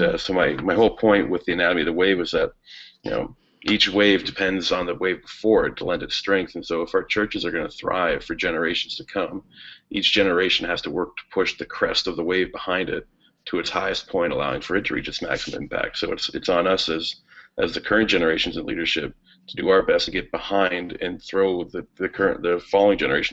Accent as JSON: {"language": "English", "town": "Sarnia", "region": "Ontario", "country": "Canada", "tie": "born or raised there", "said": "I grew up in Sarnia, Ontario, right on the shores of Lake Huron"}